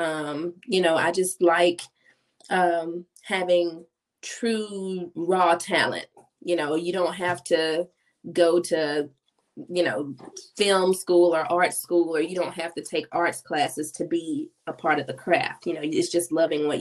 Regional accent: Oxford, Mississippi, United States; Oxford, Mississippi, which is my hometown

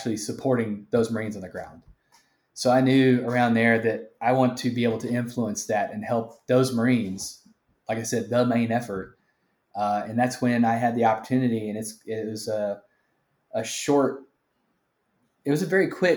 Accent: Texas, United States; born or raised there

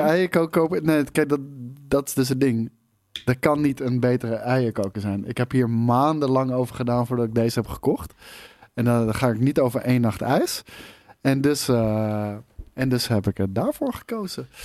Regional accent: Netherlands; als Nederlanders

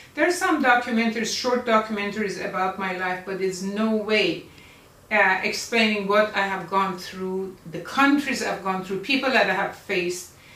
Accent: Iran; moved away as an adult; also born or lived in United States / Egypt; now in Malaysia; I was born in Iran in 1947, makes me 73 years old at this time, 2020

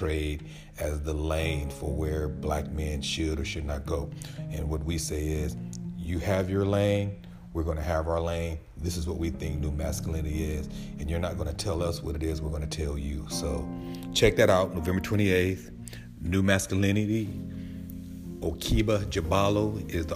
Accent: United States; now in Atlanta, United States

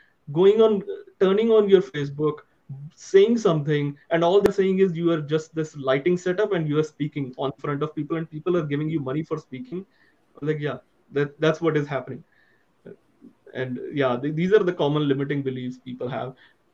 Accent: India; being an Indian

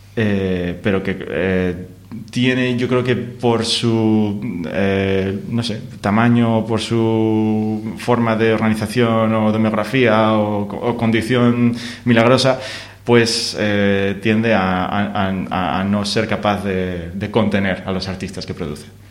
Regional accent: Asturias, Spain; nosotros somos de Asturias

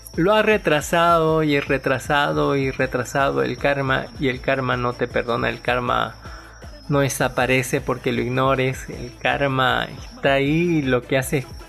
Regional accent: Bolivia; como todo boliviano

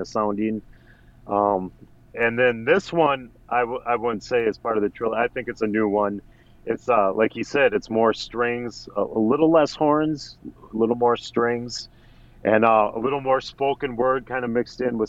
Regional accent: Saint Paul, Minnesota, United States; St. Paul, my hometown

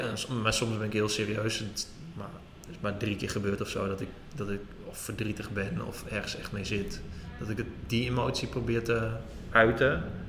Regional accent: Drenthe, Netherlands; Ik kom uit Drenthe

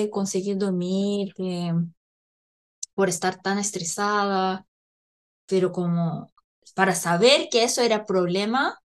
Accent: Chile; es que como buenas chilenas

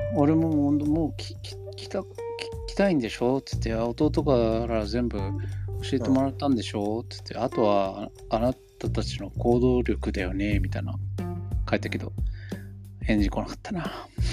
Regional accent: United States; Japanese is a second language; now in Japan; 自分がアメリカ人だって忘れてんだなって思う

